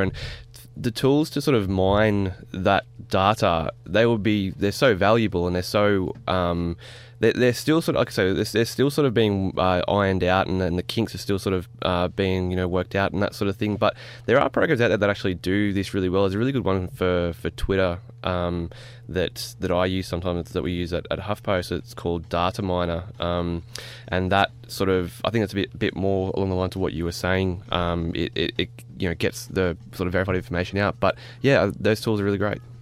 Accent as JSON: {"language": "English", "town": "Wollongong", "region": "New South Wales", "country": "Australia", "said": "I'm from Wollongong in the Illawarra"}